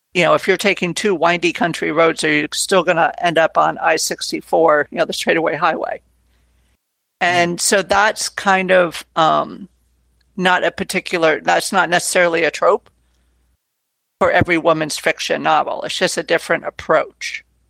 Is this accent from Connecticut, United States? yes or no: yes; Connecticut, United States; I was growing up in Connecticut